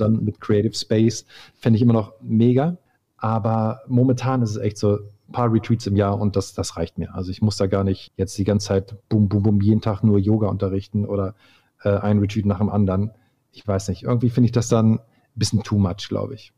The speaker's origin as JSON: {"language": "German", "town": "Hildesheim", "region": "Lower Saxony", "country": "Germany", "also_born_or_lived": "Hamburg", "moved": "yes", "said": "bei uns in Hildesheim, wo ich herkomme"}